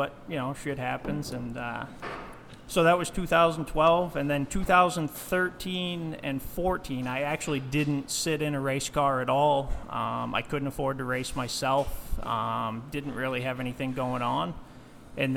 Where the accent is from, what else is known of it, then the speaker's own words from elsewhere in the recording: Fremont, New Hampshire, United States; also born or lived in Epping, New Hampshire; I did graduate from Epping High School, grew up in the area